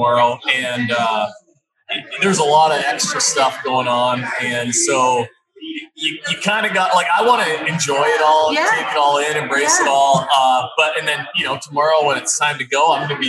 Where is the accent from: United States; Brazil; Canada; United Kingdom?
Canada; Kenora, Ontario; I'm from Kenora, Ontario.